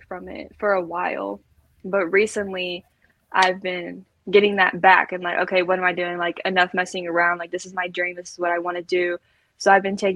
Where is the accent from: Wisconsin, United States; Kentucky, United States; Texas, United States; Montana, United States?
Kentucky, United States; I'm from Kentucky and it is small and it is just grass and horses.